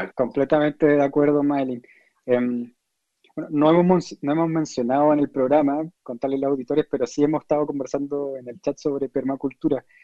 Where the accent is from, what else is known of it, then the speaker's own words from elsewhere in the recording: Chile; yo que soy chileno